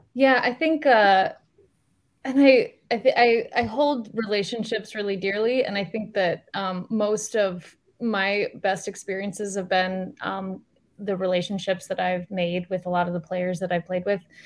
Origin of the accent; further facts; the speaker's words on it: Iowa, United States; I'm from Iowa